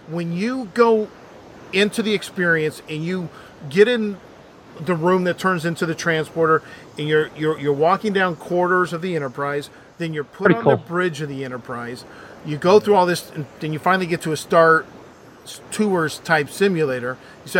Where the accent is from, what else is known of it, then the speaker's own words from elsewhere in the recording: Los Angeles, California, United States; we're from Hollywood, from the Hollywood area